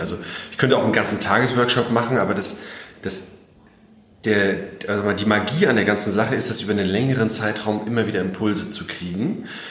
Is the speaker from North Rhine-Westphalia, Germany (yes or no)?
no; Mecklenburg-Vorpommern, Germany; also born or lived in Berlin / France; now in Schwerin, Germany; ich bin in Mecklenburg aufgewachsen, ja, nicht hier direkt in Schwerin, noch weiter raus quasi.